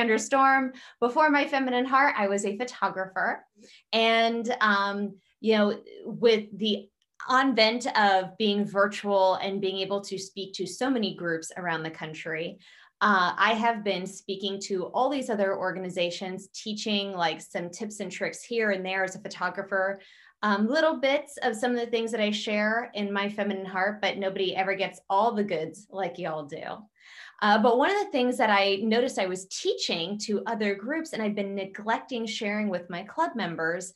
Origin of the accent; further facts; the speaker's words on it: South Central Pennsylvania, United States; I'm from South Central Pennsylvania, so I'm from an area of the country that's very blue collar